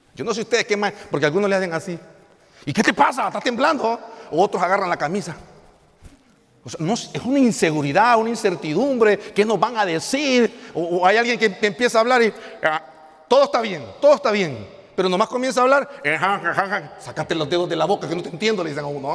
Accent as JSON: {"language": "Spanish", "town": "El Progreso", "region": "Yoro", "country": "Honduras", "lives_now": "La Lima, Honduras", "said": "somos originarios del Progreso Lloro, asignados ministerialmente en la ciudad de La Lima"}